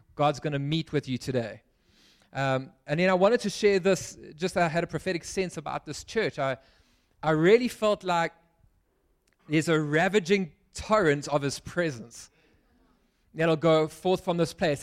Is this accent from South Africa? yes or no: yes; Pietermaritzburg, KwaZulu-Natal, South Africa; now in Cape Town, South Africa; I grew up in Pietermaritzburg